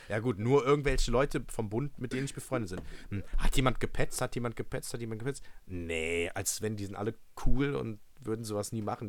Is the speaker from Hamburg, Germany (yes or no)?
no; Mönchengladbach, North Rhine-Westphalia, Germany; Ich komme aus München-Gladbach